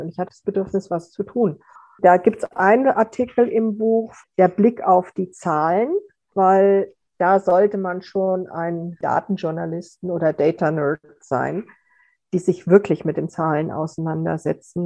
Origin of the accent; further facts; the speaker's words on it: Austria; bei uns in Österreich